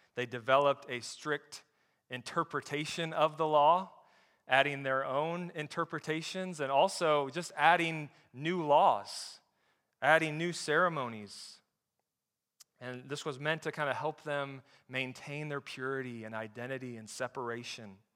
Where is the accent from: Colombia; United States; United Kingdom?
United States; Flint, Michigan; I grew up in Flint, Michigan